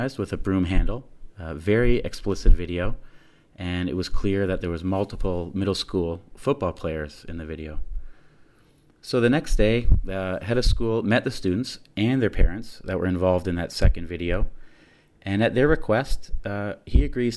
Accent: Ontario, Canada; Being Canadian and living in that area myself

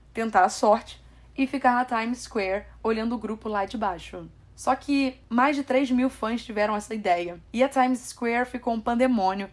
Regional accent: Brazil; sou brasileira

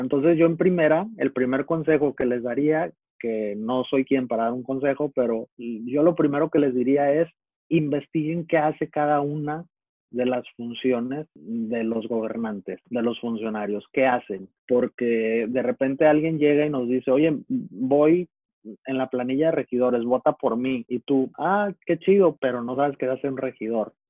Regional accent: Navolato, Sinaloa, Mexico; en el puerto de Altata, en Navolato, de donde soy

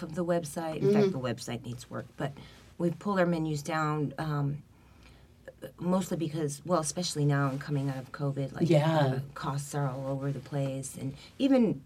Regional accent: Chicago, Illinois, United States; moved away; I grew up in Chicago

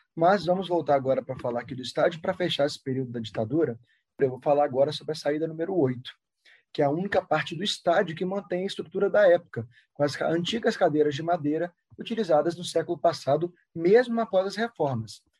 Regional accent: Brazil; eu sou brasileiro, falo português

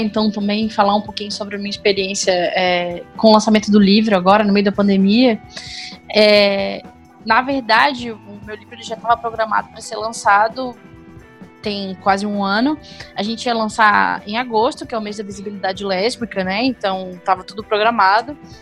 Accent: Florianópolis, Santa Catarina, Brazil; moved away as an adult; now in São José dos Campos, Brazil; Eu moro em São José dos Campos, mas originalmente eu sou de Florianópolis. É, eu me mudei tem pouco tempo para cá.

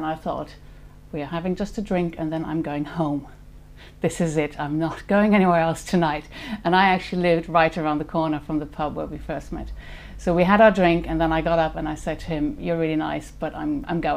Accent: Germany; moved away as an adult; also born or lived in Switzerland / Paris / Mauritius / Singapore; I was born in Germany in 1969. I went to school there, finished school, and then left

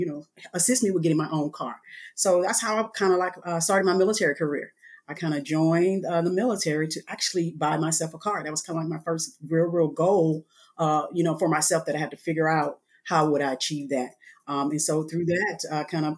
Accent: Alexandria, Louisiana, United States; moved away as an adult; I am originally from Alexandria, Louisiana

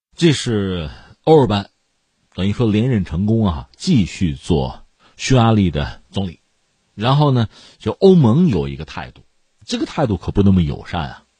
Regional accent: China; 对我们中国人来说又回到了，呃，平常的啊，日常的那种紧张、充实的生活之中

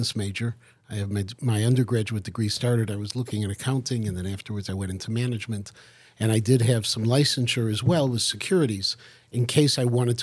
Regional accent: Chicago, Illinois, United States; I grew up first in Albany Park. We moved to West Rogers Park in 1966.

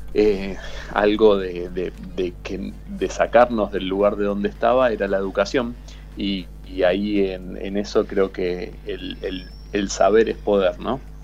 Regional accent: Aldo Bonzi, Buenos Aires Province, Argentina; also born or lived in Parque Patricios, Buenos Aires; Aldo Bonzi es una pequeña localidad que está en el partido de La Matanza, a unos 20 minutos de la Universidad de La Matanza. Y, bueno, eh, ahí me crié toda mi infancia, mi adolescencia eh, y mi joven adultez.

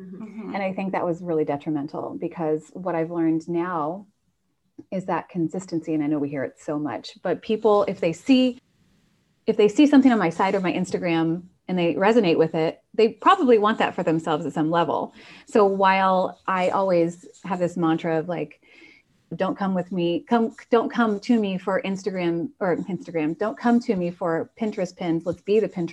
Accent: Indiana, United States; also born or lived in Chicago / Ireland; now in Napa, United States; I'm from the Midwest. So I'm from Indiana originally

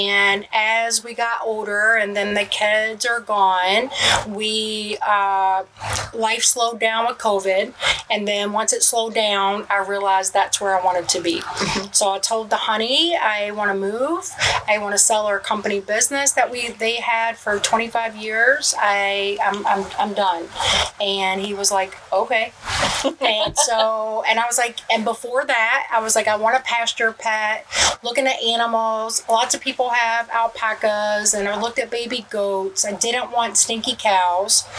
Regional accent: Kentucky, United States; moved away as an adult; also born or lived in Michigan; now in Crossville, United States; I'm originally from Kentucky, but working in Michigan

